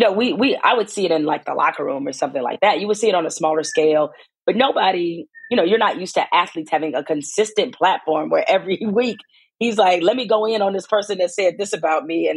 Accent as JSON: {"language": "English", "town": "Detroit", "region": "Michigan", "country": "United States", "tie": "born or raised there", "said": "I'm from Detroit."}